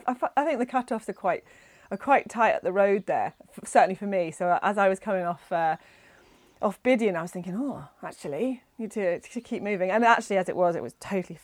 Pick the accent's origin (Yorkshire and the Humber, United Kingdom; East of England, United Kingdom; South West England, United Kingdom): South West England, United Kingdom; north coast of Cornwall; moved away as an adult; now in Scotland, United Kingdom; I'm originally from Cornwall, the north coast of Cornwall. Okay. So that's where I was born and bred